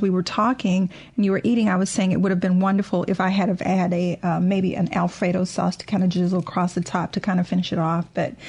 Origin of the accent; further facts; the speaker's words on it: Mississippi, United States; I'm from Mississippi